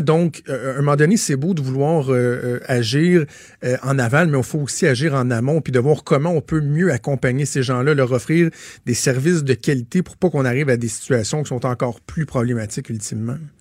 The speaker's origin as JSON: {"language": "French", "town": "Laval", "region": "Quebec", "country": "Canada", "moved": "as an adult", "lives_now": "Quebec City, Canada", "said": "moi, je viens de Laval, je, vais dans ma famille"}